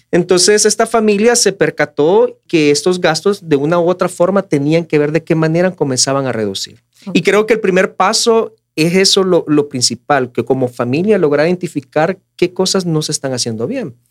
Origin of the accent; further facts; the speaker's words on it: El Salvador; como familias salvadoreñas